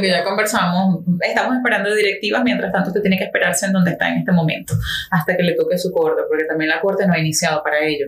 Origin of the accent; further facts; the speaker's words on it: Maturín, Monagas, Venezuela; now in Miami, United States; yo soy de Venezuela, como mucha gente ya sabe y de repente sienten por el acento.